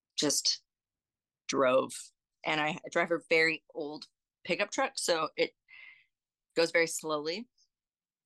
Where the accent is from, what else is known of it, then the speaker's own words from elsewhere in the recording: Vancouver, British Columbia, Canada; moved away as an adult; now in Nashville, United States; I'm originally from Vancouver, Canada